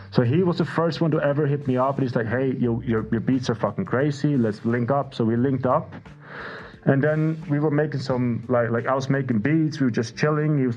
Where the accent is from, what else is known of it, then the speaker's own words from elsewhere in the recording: Faroe Islands; I love the smell of vinyls, but like, growing up in the Faroe Islands, we didn't have vinyls.